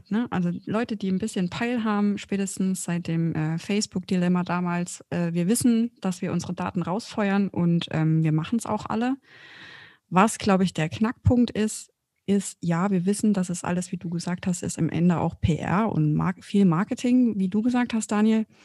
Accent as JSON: {"language": "German", "region": "Bavaria", "country": "Germany", "said": "sogar ich aus Franken."}